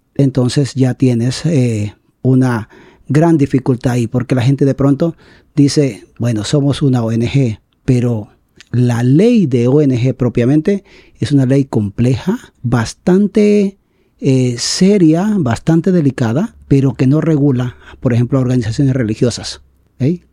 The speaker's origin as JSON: {"language": "Spanish", "town": "San Francisco", "region": "Atlántida", "country": "Honduras", "said": "en mi pueblo, a quien amo tanto y quiero tanto, San Francisco Atlántida"}